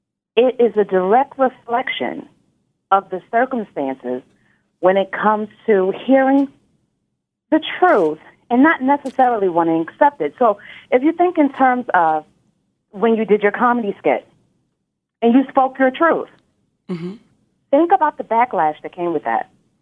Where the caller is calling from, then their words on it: Nashville, Tennessee, United States; I'm calling from the Nashville, Tennessee area.